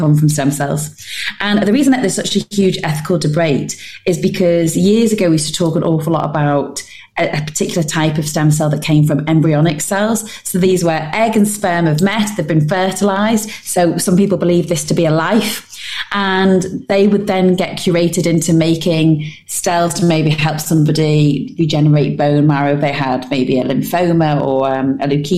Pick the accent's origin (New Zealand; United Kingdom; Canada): United Kingdom; as British people